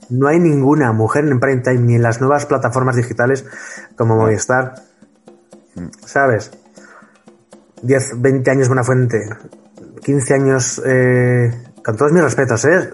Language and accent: Spanish; Huesca, Aragon, Spain; now in Madrid, Spain; somos ambos de Huesca, yo vivo en Madrid.